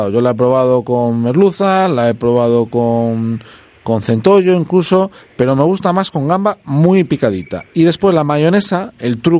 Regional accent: Seville, Andalusia, Spain; Bueno, yo vengo de Sevilla y ya os he dicho que allí hay competición de restaurantes por la mejor ensaladilla rusa.

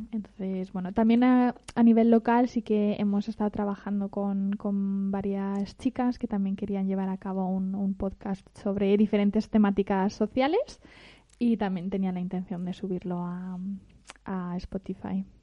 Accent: Spain; Yo puedo decir que soy amazigui y soy española.

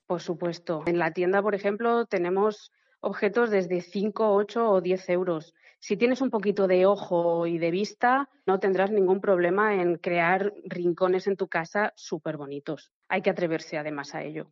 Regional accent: Spain; como somos españoles

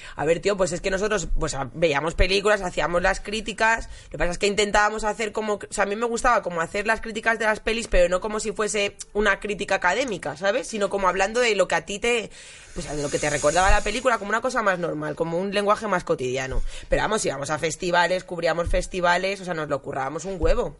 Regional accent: Madrid, Community of Madrid, Spain; yo soy de Aluche y estábamos en unas fiestas de Aluche

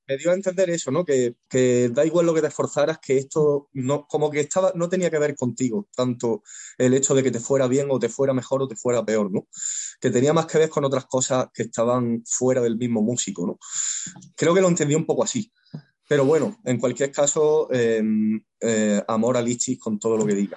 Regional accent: Güevéjar, Andalusia, Spain; also born or lived in Granada; yo nací en Granada, capital, pero luego nos mudamos a un pueblecito pequeño

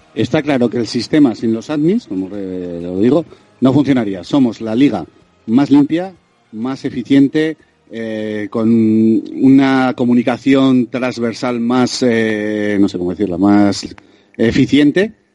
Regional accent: Vitoria-Gasteiz, Basque Country, Spain; De Vitoria

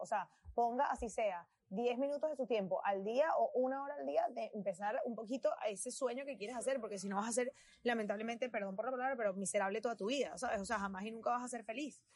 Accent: Venezuela; now in United States; yo soy de Venezuela y mi historia como venezolana y mi historia como inmigrante

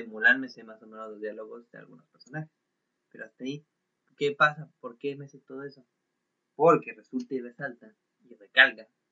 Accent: Mexico; Soy un Juan Carlos Bodoque mexicano

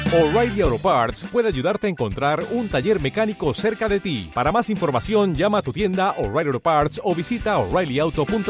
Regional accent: Nicaragua

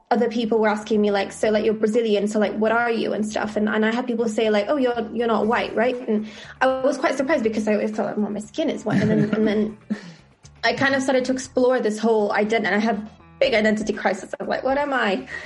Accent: Italy; born there; I was born in Italy, and at the time they didn't allow people to add their mother's name.

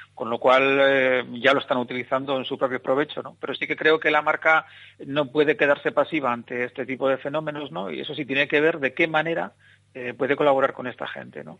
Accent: Bilbao, Basque Country, Spain; soy de aquí de Bilbao

